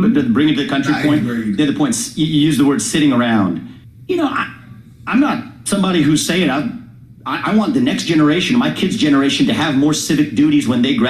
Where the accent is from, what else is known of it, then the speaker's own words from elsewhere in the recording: Cincinnati, Ohio, United States; I was born in Cincinnati, Ohio.